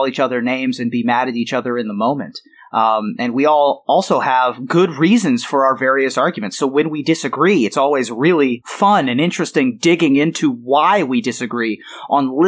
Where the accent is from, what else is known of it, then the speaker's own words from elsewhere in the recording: Columbus, Ohio, United States; also born or lived in Silver Spring, Maryland; I grew up in Columbus.